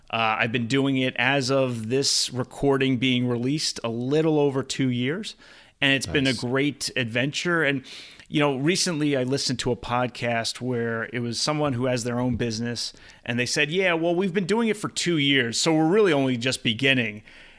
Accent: East Coast, United States; now in California, United States; So I grew up on the East Coast. And until my honeymoon 3 years ago, I had never been to Hawaii. And now that I live in California, Hawaii is very accessible.

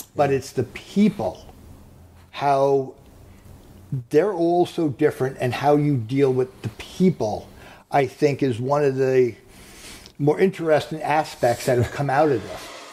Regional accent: Long Island, New York, United States; Born and raised on Long Island

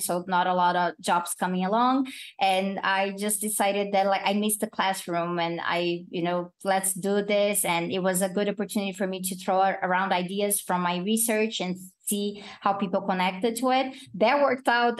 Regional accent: Brazil; accent: Brazilian; my own Brazilian accent.

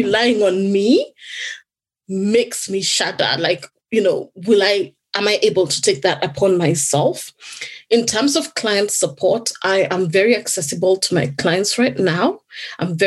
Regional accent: Kenya; now in United Kingdom; in my home country, I originally come from Kenya.

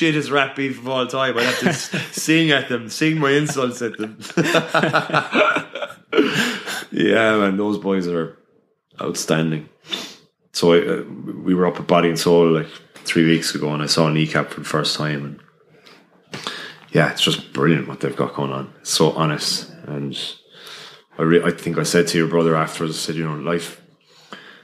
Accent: Limerick, Munster, Ireland; I'm from Limerick City, and I spoke Irish up until the Leaving Cert

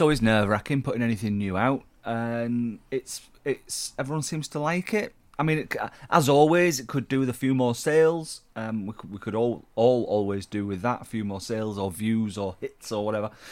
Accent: Yorkshire and the Humber, United Kingdom; I'm a Yorkshireman.

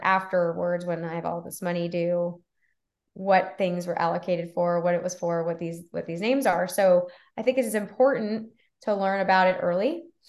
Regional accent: Texas, United States; moved away as an adult; also born or lived in Florida; I'm from Texas

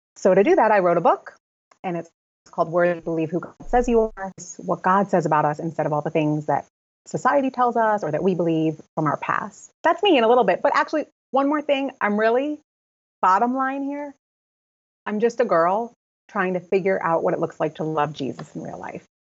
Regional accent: Connecticut, United States; I'm living still in my hometown in Connecticut.

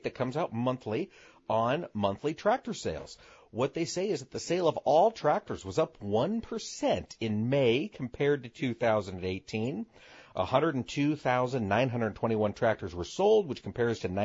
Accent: Midwest, United States; we're from the Midwest

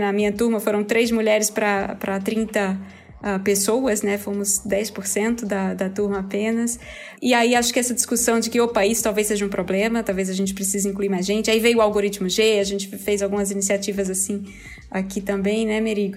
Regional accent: Recife, Pernambuco, Brazil; eu sou recifense

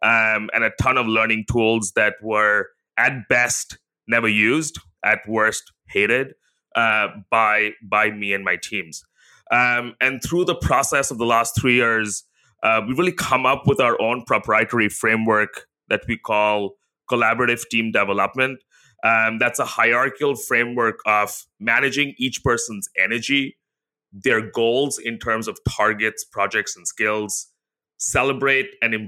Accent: India; now in Singapore; Yeah, so, you know, I live in Singapore with my wife, where we both grew up in Asia. So I grew up in India.

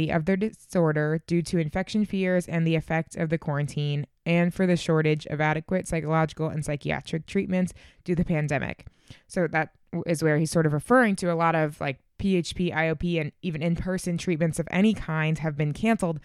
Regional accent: Boston, Massachusetts, United States; I'm actually from Boston and grew up going to Boston Children's

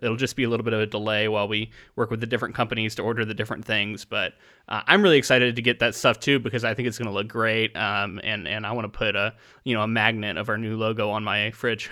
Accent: Space Coast of Florida, United States; growing up on the Space Coast of Florida

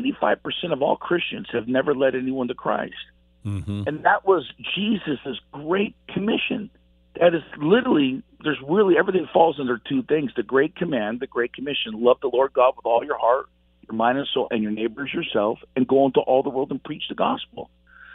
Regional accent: Los Angeles, California, United States; I was actually from Los Angeles, and I was a punk rocker in the 80s, crazy kid on the streets

